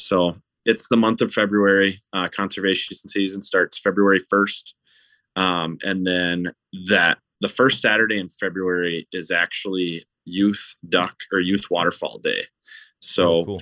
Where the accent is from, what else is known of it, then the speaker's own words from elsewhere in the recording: Stillwater, Minnesota, United States; I grew up in Stillwater, Minnesota, which is right on the Minnesota side of the St. Croix River